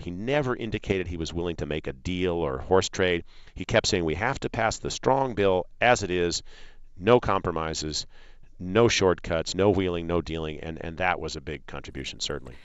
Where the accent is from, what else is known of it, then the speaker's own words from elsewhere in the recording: Illinois, United States; as a young boy growing up in Illinois